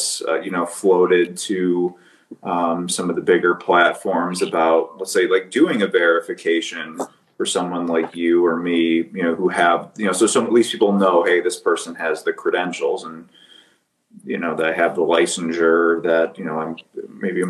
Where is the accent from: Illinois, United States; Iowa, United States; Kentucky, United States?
Illinois, United States; Skokie; I was born in Skokie.